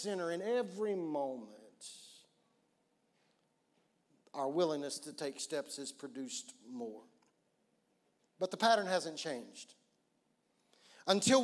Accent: Oklahoma, United States; I'm from Oklahoma and we don't ski like that in Oklahoma

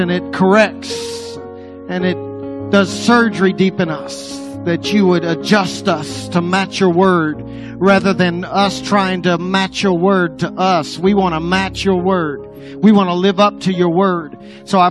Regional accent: Apache, Oklahoma, United States; now in Texas, United States; I grew up around Apache

